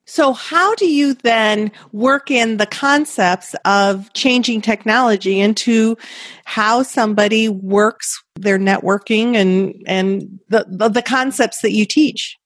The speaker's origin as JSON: {"language": "English", "town": "Brighton", "region": "Michigan", "country": "United States", "tie": "born or raised there", "said": "I'm from a place Brighton, Michigan"}